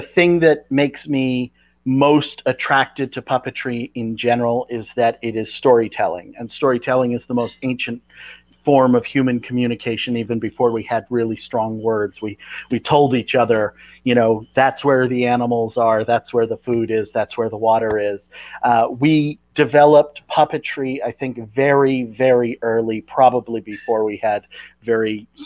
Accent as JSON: {"language": "English", "region": "California", "country": "United States", "moved": "as an adult", "lives_now": "Portland, United States", "said": "I'm originally from California, but I've spent the last 20 years in Oregon, in Portland"}